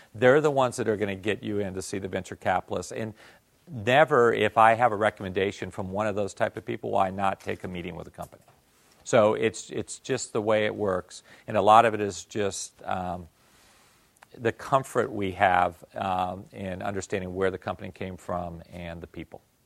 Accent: Japan; English is a second language; moved away; I came from Japan

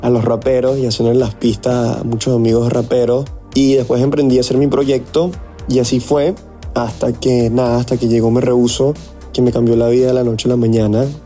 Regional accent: Venezuela; also born or lived in Saint Vincent and the Grenadines / Namibia; Viví en San Vicente de las Granadinas cuatro años y después viví seis años en Namibia, país al sur de África. Y así fue que me crié. Después, cuando, después a los 10 años, fue que, fue que fui a, a Venezuela y ahí pasé 17 años de mi vida.

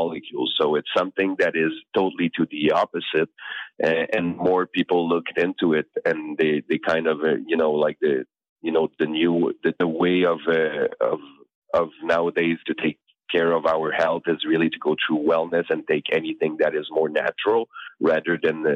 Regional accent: Canada; I'm Canadian

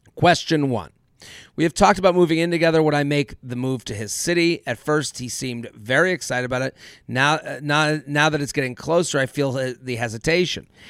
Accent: United States; as an American Jew myself

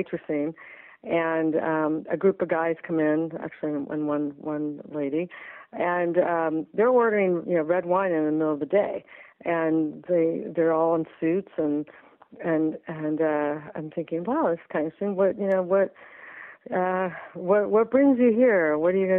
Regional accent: Southern California, United States; I grew up in Southern California

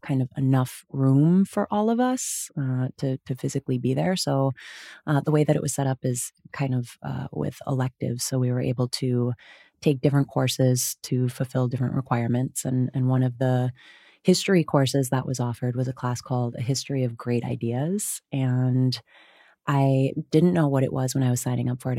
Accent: Wisconsin, United States; grew up in Wisconsin, uh, you'll hear the hard vowels

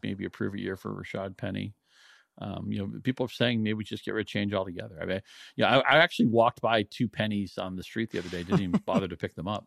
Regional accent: New England, United States; I grew up in New England

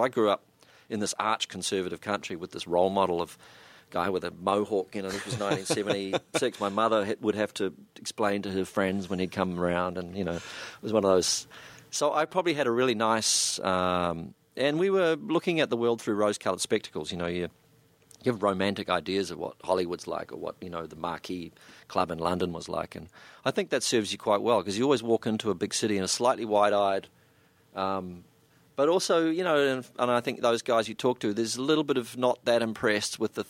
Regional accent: New Zealand; suddenly it was being a New Zealander and standing in the middle of a group of people and really not saying hardly anything

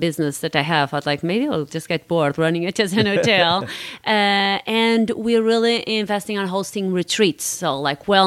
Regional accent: Porto, Norte, Portugal; moved away as an adult; also born or lived in Florence / São Paulo / New York; born and raised in Porto in the north of Portugal

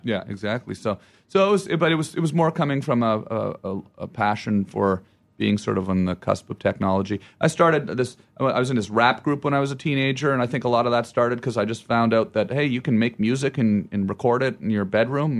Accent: Ottawa, Ontario, Canada; moved away; I say Ottawa

